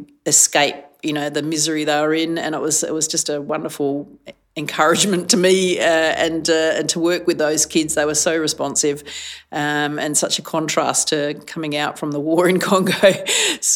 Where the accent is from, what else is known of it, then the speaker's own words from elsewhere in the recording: Adelaide, South Australia, Australia; I was from Adelaide